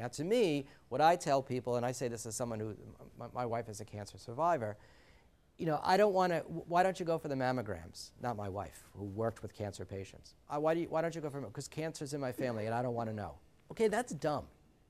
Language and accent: English; New Jersey, United States; I come from New Jersey, so there were a lot of people slicing open tomatoes